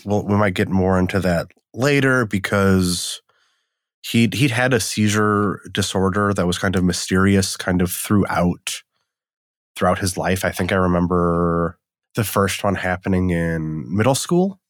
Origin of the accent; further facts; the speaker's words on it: Wisconsin, United States; also born or lived in Eastern Washington; now in Washington, United States; I'm from Wisconsin. I live in Washington now.